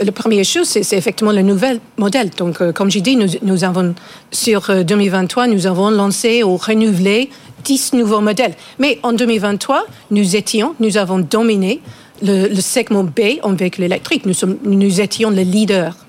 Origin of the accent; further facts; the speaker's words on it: England, United Kingdom; French is a second language; now in France; Je suis anglaise avec nationalité française